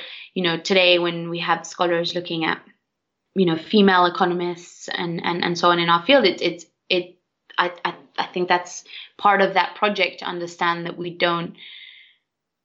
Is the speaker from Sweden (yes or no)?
yes; Sweden; I'm from Sweden